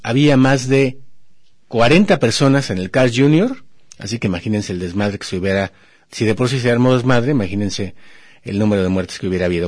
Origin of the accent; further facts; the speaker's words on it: Mexico; somos mexicanos